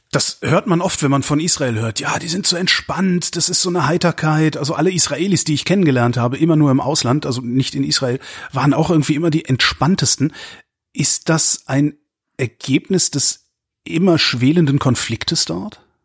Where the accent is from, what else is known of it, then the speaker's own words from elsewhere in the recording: Cologne, North Rhine-Westphalia, Germany; meiner Heimatstadt Köln